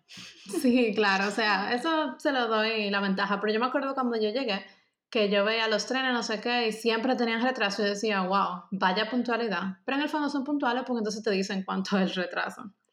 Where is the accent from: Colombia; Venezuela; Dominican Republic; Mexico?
Dominican Republic; moved away as an adult; now in Germany; nosotras como dominicanas